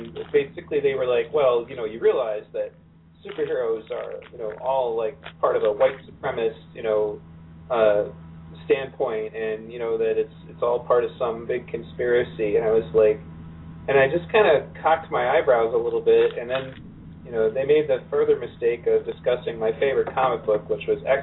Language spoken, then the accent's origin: English; Pontiac, Michigan, United States; growing up in Pontiac